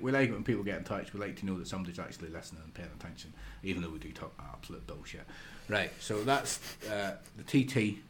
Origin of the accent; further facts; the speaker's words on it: United Kingdom; pretty much as British fans, the number one reason why we watch it